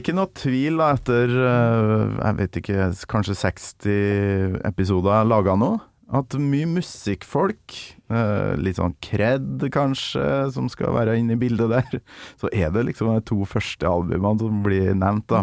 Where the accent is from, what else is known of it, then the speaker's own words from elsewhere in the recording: Trøndelag, Norway; fra øverst oppe i Nord-Trøndelag, der jeg kommer